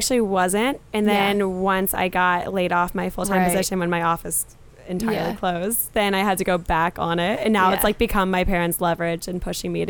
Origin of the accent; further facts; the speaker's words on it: North Carolina, United States; moved away as an adult; now in Boston, United States; So I'm from North Carolina.